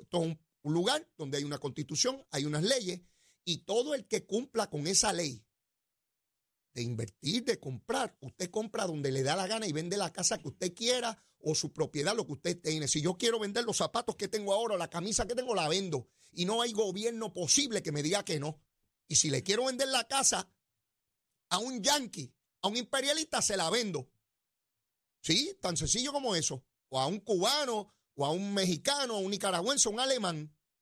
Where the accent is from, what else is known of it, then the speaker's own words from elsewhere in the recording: San Juan, Puerto Rico; Allí es donde yo me crié en Capetillo, en Sabana Llana